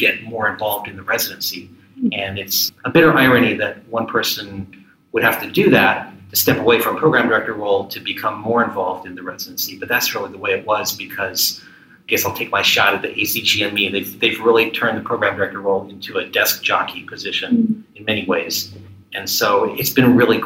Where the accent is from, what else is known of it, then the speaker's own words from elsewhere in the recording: Maryland, United States; also born or lived in Ohio / California / Philadelphia; I grew up in the D.C. suburbs